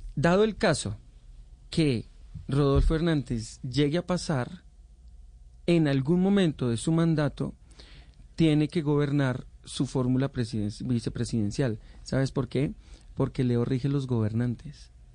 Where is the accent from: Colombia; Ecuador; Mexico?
Colombia; nosotros somos colombianos